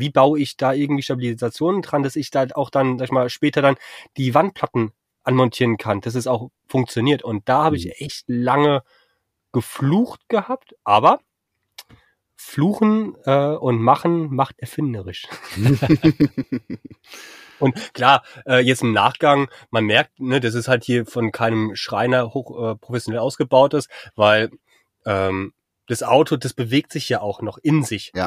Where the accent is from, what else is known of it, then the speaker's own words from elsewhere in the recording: Frankfurt am Main, Hesse, Germany; moved away as an adult; also born or lived in Husum; bin ja gebürtiger Frankfurter